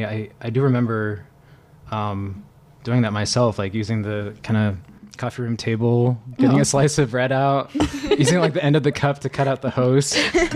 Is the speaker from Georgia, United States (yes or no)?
no; New Palestine, Indiana, United States; moved away; I was born and raised in Indianapolis, Indiana. So way out east. Grew up in a suburb of Indianapolis called New Palestine.